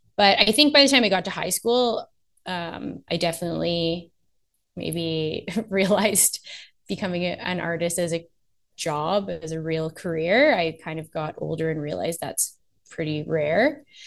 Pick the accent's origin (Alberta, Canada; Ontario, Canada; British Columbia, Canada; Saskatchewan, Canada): Ontario, Canada; Oakville; also born or lived in Nova Scotia / Los Angeles; now in Toronto, Canada; I was born in um, Toronto. Grew up just outside of Toronto in Oakville